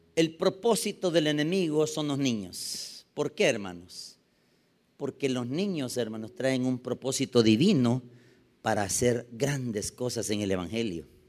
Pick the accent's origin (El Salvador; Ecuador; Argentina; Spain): El Salvador; San Salvador; yo nací en 1972. La estadística dice de que nacieron casi solo en el hospital de maternidad donde yo nací, nacieron ese día, solo en San Salvador, 73 niños